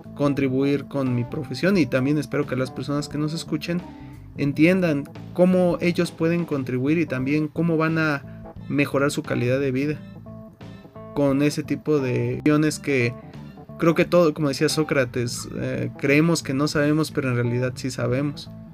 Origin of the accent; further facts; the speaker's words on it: Mexico; haber nacido y crecido en México